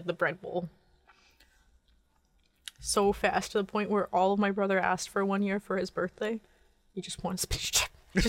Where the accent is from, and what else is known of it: Canada